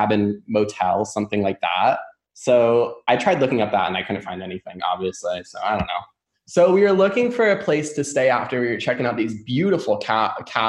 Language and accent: English; New York, United States; now in St. Petersburg, United States; I'm originally from New York